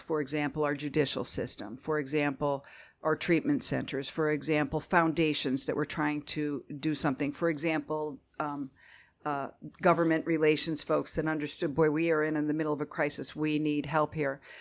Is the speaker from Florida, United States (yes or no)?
no; Northeastern Pennsylvania, United States; moved away as an adult; also born or lived in Philadelphia; I'm from Northeastern Pennsylvania originally